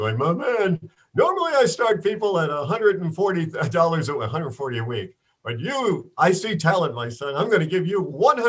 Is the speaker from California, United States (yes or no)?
no; Bronx, New York, United States; I grew up in New York City. So I grew up in the Bronx.